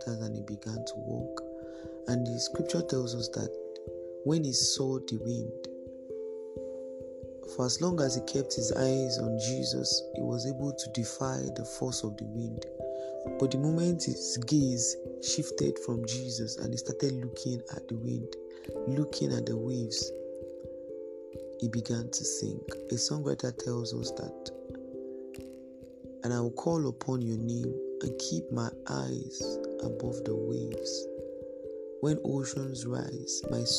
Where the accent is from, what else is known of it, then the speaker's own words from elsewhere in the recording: Nigeria; our nation, Nigeria